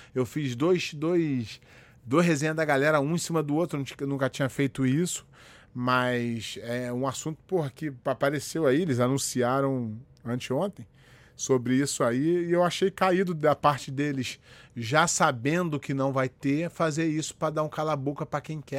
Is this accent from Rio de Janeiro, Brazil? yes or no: yes; Rio de Janeiro, Brazil; moved away as an adult; now in United States; Eu nasci no Morro da Formiga, no, no, no Rio de Janeiro. É, quando meus pais se separaram, eu fui morar na casa do meu avô, no Alto da Boa Vista, que é uma outra comunidade.